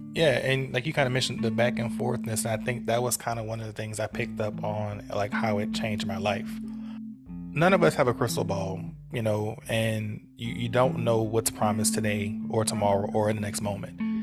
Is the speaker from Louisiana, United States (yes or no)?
yes; New Orleans, Louisiana, United States; we grew up in New Orleans.